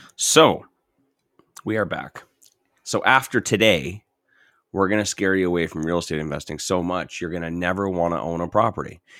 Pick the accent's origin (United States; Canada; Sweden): Canada; St. Catharines, Ontario; now in Edmonton, Canada; I'm from Saint Catharines